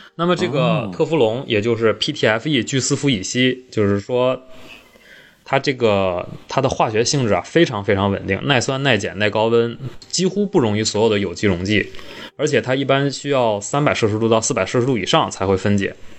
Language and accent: Chinese; Northeast China, China; 我们东北人